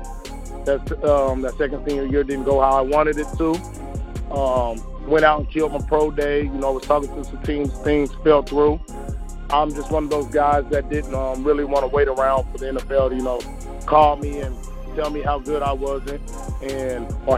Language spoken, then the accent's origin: English; Mesquite, Texas, United States; also born or lived in Topeka, Kansas; I'm from Mesquite, Texas, originally born in Topeka, Kansas. Stayed there for about 2.5 years. After that, I moved out here